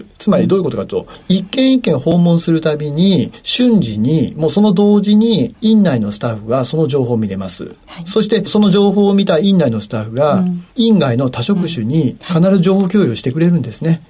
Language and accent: Japanese; Nagoya, Aichi, Japan; moved away as an adult; 名古屋市緑区というところは、あの、私が開業したところですけれど、これは私の故郷なんです